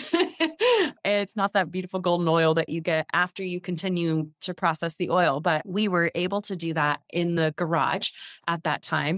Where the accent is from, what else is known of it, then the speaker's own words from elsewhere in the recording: San Leandro, California, United States; the house I grew up in here in the Bay Area, San Leandro